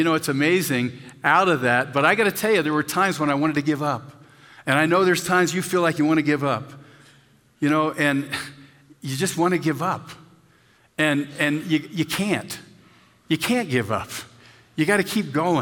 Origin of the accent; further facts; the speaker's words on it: Pennsylvania, United States; now in Castle Rock, United States; where I grew up in Pennsylvania